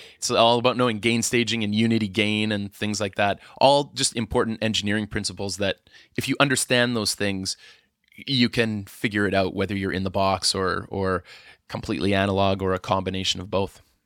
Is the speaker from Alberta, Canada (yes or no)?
yes; Edmonton, Alberta, Canada; moved away; I'm from Edmonton originally